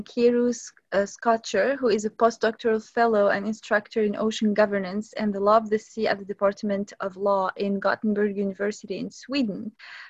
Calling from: Vancouver, British Columbia, Canada; Hi, everyone, and I'm …, the co-host of African Jeopardy, and I'm recording from Sunshine, Vancouver in BC, Canada.

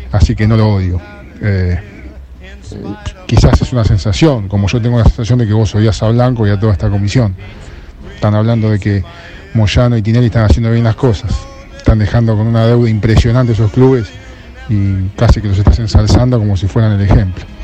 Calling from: Ramos Mejía, Buenos Aires Province, Argentina; Hola, buenas tardes. … de Ramón Mejía.

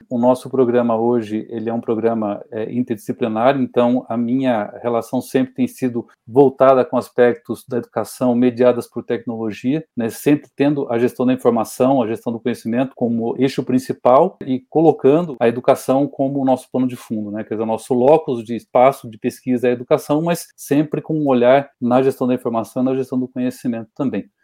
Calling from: Curitiba, Paraná, Brazil; eu falo de Curitiba, no Paraná.

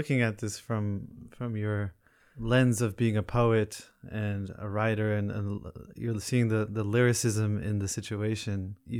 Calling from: Berkeley, California, United States; You know, I'm calling from Berkeley, California.

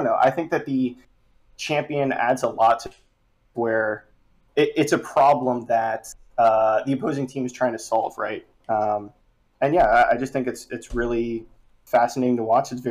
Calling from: Charlotte, North Carolina, United States; Yo, I'm calling from Charlotte, North Carolina.

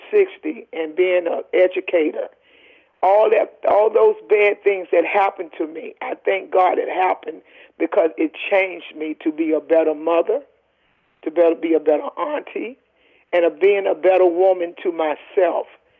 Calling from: Lindenhurst, New York, United States; I'm calling from Lindenhurst, New York

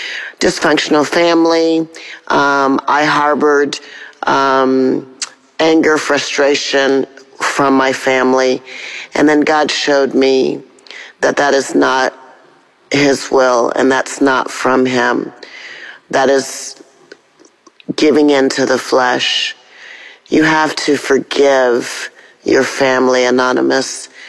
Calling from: Atlanta, Georgia, United States; I'm calling from Atlanta, Georgia.

